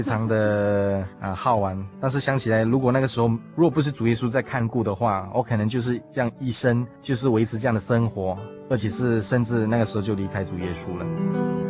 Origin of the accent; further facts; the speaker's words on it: Subang Jaya, Selangor, Malaysia; moved away as an adult; also born or lived in South Australia; now in Taiwan; 小弟来自马来西亚靠近首都的地方，名叫吉隆坡。 那真正家的环境是靠近国际机场，它的地方名叫苏邦